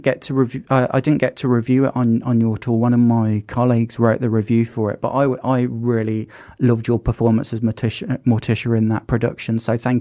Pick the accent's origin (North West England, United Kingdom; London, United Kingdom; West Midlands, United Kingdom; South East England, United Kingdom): West Midlands, United Kingdom; Birmingham; growing up in Birmingham and having Cadbury's in our city and it being that something that's like inherent in our city culture